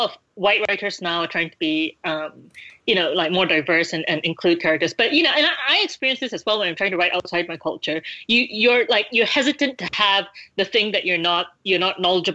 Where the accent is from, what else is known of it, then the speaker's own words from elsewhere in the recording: Malaysia; I read all these things growing up in Malaysia